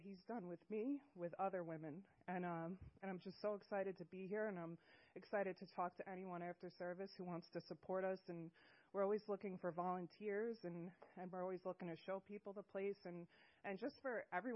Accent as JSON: {"language": "English", "area": "Long Island", "region": "New York", "country": "United States", "moved": "as an adult", "lives_now": "Washington, United States", "said": "I'm from Long Island, New York, and I've lived in the beautiful state of Washington for about 3 weeks now"}